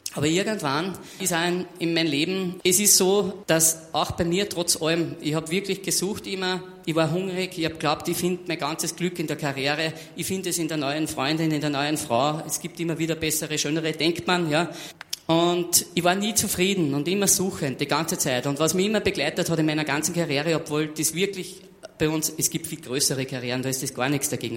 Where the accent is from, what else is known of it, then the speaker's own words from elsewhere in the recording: Austria; Also ich bin damals in der dritten Klasse, Hauptschule war das bei uns in Österreich